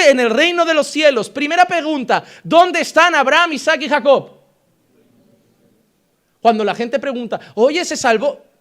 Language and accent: Spanish; Barcelona, Catalonia, Spain; born there; Yo sé que nací en Barcelona, o eso me dijeron.